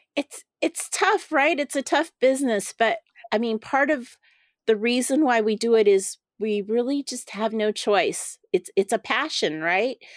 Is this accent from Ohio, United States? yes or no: no; Los Angeles, California, United States; I grew up in Chinatown, Los Angeles